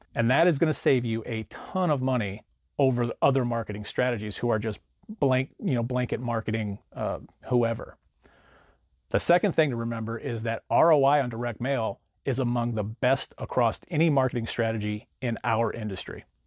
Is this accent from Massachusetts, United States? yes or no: no; St. Louis, Missouri, United States; I use a company called R E I Printmail out of my hometown of Saint Louis